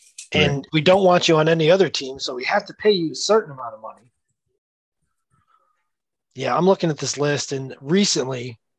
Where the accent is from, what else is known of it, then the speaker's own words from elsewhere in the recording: the South, United States; I grew up playing basketball in the South.